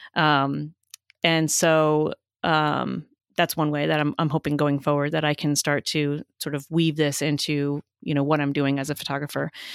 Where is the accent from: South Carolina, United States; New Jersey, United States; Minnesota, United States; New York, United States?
New Jersey, United States; I grew up in New Jersey, so it doesn't sound like I did